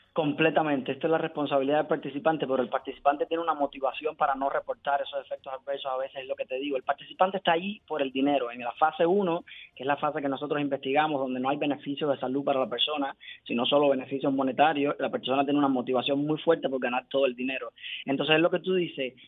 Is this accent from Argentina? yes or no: no; Cuba; moved away as an adult; now in Miami, United States; yo soy cubano, cuando yo emigré a Estados Unidos en 2016